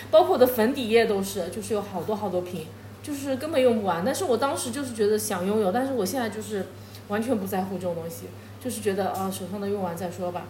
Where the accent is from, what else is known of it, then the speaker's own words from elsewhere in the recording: China; 我们大陆这边好像，特别我们这小城市